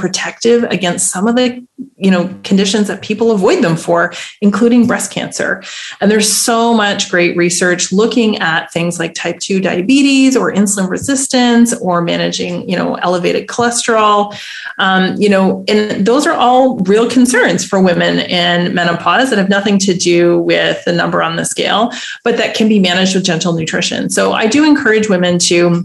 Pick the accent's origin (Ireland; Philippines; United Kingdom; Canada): Canada; moved away as an adult; now in Netherlands; I'm Canadian